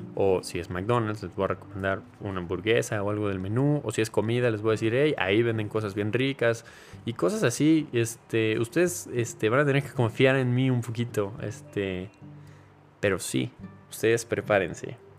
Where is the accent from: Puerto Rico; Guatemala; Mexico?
Mexico; soy mexicano